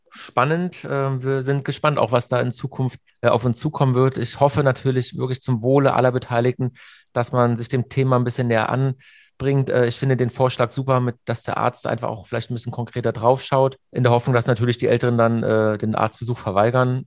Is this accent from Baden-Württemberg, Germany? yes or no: yes; near Hockenheim, Baden-Württemberg, Germany; wir sind ja beide äh, aus der Nähe von Hockenheim